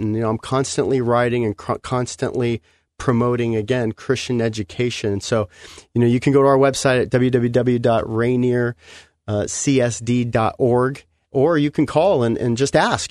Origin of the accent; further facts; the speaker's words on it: Los Angeles, California, United States; I'm from Los Angeles, you know, the cement jungle